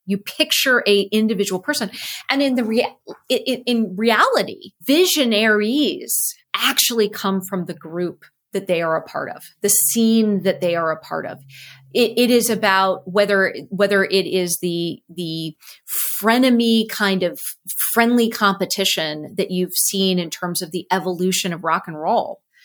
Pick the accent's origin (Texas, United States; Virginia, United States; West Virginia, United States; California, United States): California, United States; Cupertino; So I grew up in Cupertino